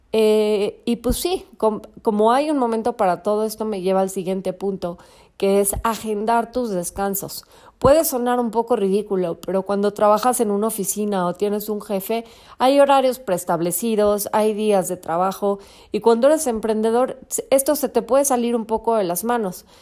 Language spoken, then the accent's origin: Spanish; Mexico; Hoy es día festivo en México, en mi país